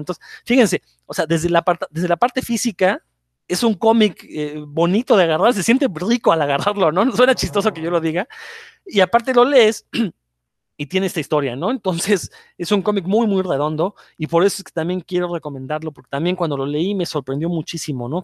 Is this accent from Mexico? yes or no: yes; Mexico; pueblo mexicano